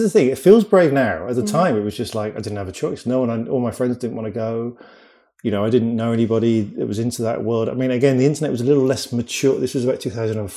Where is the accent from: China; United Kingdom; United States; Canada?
United Kingdom; Cheltenham, South West England; moved away as an adult; also born or lived in London; I grew up in a town called Cheltenham, which is like near Bristol in the UK